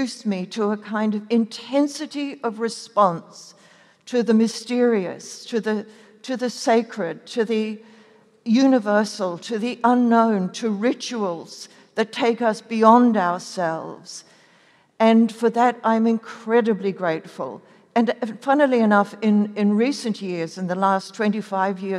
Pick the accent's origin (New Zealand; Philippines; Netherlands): New Zealand; I was born in New Zealand